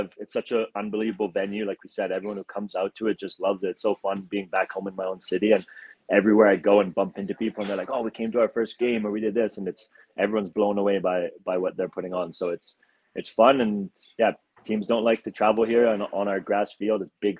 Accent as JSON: {"language": "English", "town": "Calgary", "region": "Alberta", "country": "Canada", "said": "God, despite this silly accent that no one knows where it's from, I am from Calgary."}